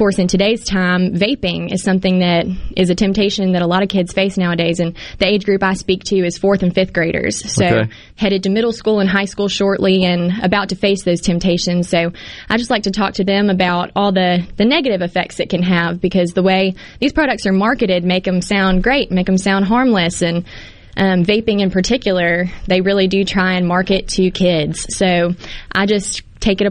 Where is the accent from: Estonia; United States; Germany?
United States; Hattiesburg, Mississippi; Hattiesburg, an Oak Grove High School graduate in 2014, and loved growing up